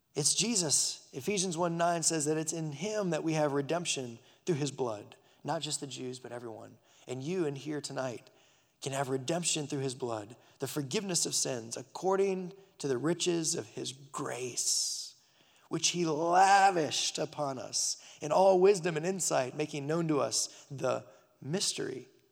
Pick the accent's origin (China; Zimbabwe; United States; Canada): United States; Burbank, California; moved away; my parents took me a trip back to my hometown, Burbank, California